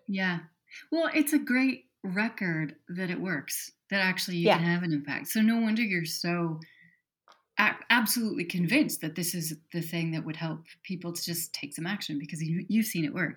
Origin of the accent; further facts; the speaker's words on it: Wyoming, United States; I grew up in Wyoming, and as a 17 year old